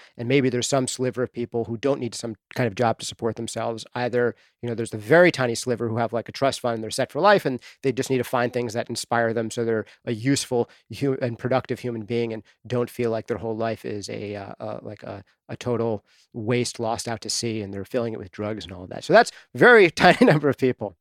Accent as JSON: {"language": "English", "town": "Dobbs Ferry", "region": "New York", "country": "United States", "tie": "born or raised there", "also_born_or_lived": "Bronx, New York", "moved": "as an adult", "lives_now": "New Hampshire, United States", "said": "I grew up in New York, just outside of the city, in a little town called Dobbs Ferry, New York"}